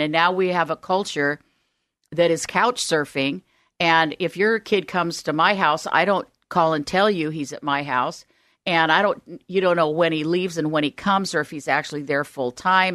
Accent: Omaha, Nebraska, United States; also born or lived in Southern California; now in Oregon, United States; I grew up in Omaha, Nebraska.

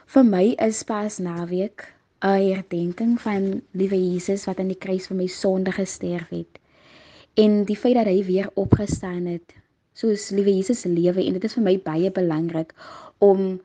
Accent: Noupoort, Northern Cape, South Africa; moved away as an adult; now in Stellenbosch, South Africa; van Noupoort in die Noord-Kaap en ek studeer tans op Stellenbosch Universiteit

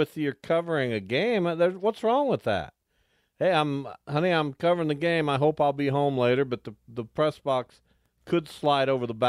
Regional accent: Wichita, Kansas, United States; I grew up in Lawrence Dumont before that Lawrence Stadium.

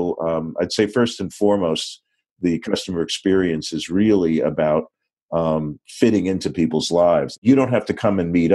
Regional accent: New York, United States; I'm a New Yorker

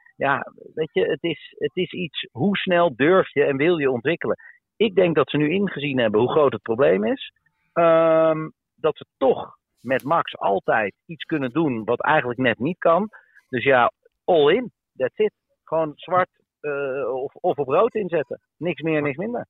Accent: Netherlands; wij bedoel ik dan als Nederlanders

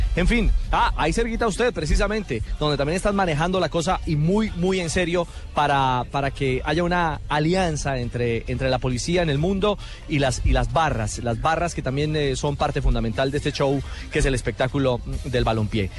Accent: Colombia; como colombianos

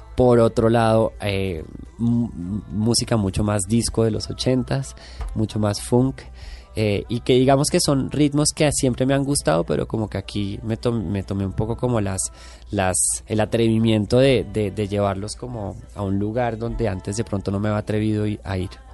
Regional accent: Bogotá, Colombia; moved away as an adult; now in Mexico; quién soy como colombiano, como persona que nació en Bogotá, en los 80

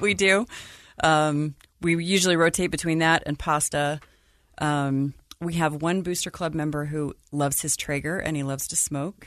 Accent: Salt Lake City, Utah, United States; moved away as an adult; also born or lived in Denver / Florida / Chicago area; I grew up in Salt Lake.

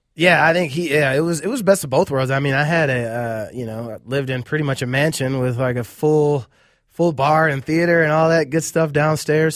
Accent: Cleveland, Ohio, United States; moved away as an adult; now in Minneapolis, United States; I was born and raised, uh, in Cleveland, Ohio.

